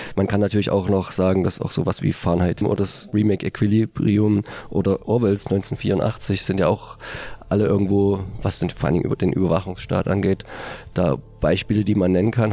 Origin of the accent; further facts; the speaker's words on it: Germany; als Deutsche